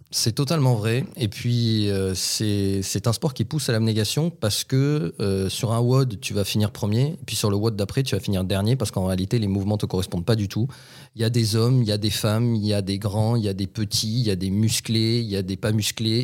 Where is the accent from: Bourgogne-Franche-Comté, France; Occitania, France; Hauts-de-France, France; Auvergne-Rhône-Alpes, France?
Occitania, France; Toulouse; chez nous, à Toulouse